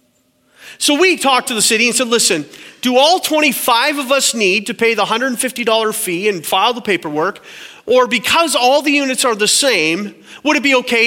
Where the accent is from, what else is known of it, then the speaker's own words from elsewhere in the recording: Canada; My wife is American and I'm Canadian